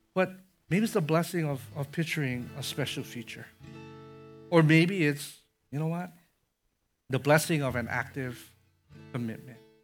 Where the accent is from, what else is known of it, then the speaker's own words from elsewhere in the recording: Conway, Illinois, United States; I had a neighbor growing up in Conway, Illinois